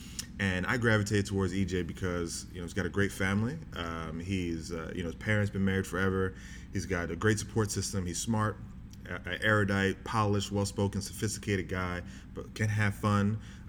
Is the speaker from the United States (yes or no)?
no; Bahamas; because my parents are in the South. I'm from the Bahamas. I played ball in the South.